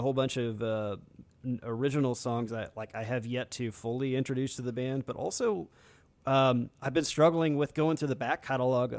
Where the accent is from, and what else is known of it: United States